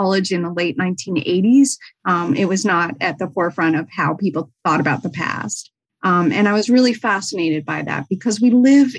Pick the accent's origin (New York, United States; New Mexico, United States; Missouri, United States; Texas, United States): New York, United States; Albany; I'm actually from Albany, New York